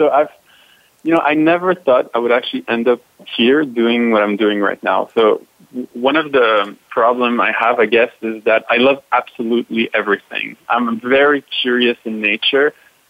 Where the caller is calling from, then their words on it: Montreal, Quebec, Canada; So I'm calling actually from Montreal, Canada, at the international headquarters of Cirque du Soleil.